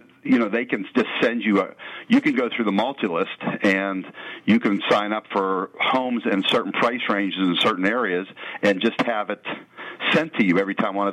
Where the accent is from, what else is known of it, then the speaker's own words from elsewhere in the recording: Penn Hills, Pennsylvania, United States; I grew up in Penn Hills